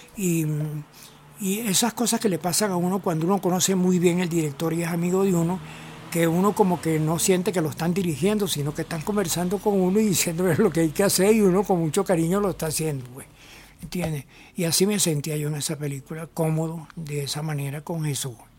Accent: Barquisimeto, Lara, Venezuela; como yo soy de Barquisimeto y Alfredo Anzola también es

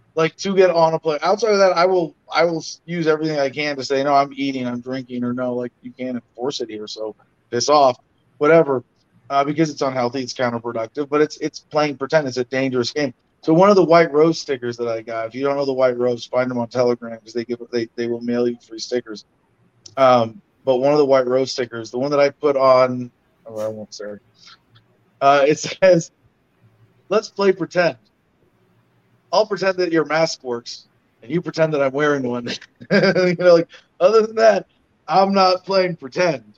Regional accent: United States; I'm that American

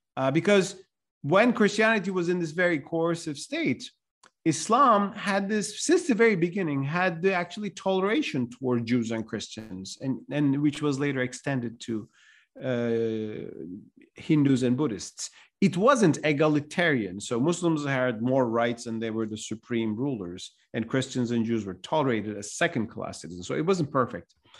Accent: Istanbul, Turkey; my hometown, Istanbul

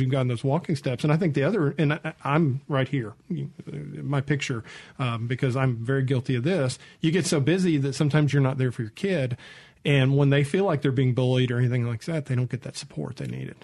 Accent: Mississippi, United States; I'm from Mississippi.

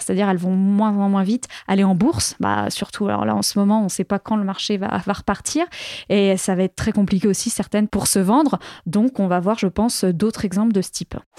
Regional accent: France; chez nous, en France

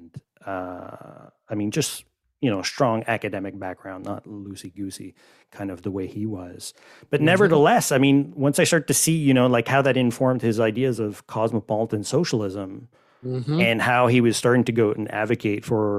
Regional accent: Canada; I'm Canadian

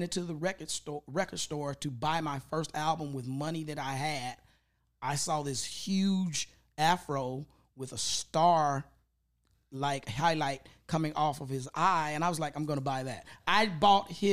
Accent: Memphis, Tennessee, United States; now in Los Angeles, United States; I grew up in Orange Mound

